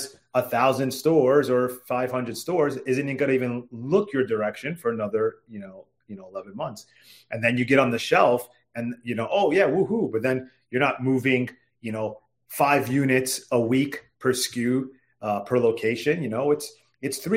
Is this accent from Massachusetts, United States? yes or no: no; New York, United States; now in Washington, D.C., United States; growing up in New York